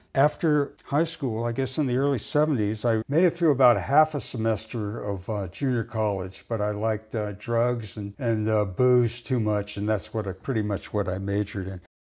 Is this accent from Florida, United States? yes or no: no; Los Angeles, California, United States; moved away as an adult; also born or lived in Palo Alto, California; now in Pacific Northwest, United States; I grew up in Los Angeles, in the San Fernando Valley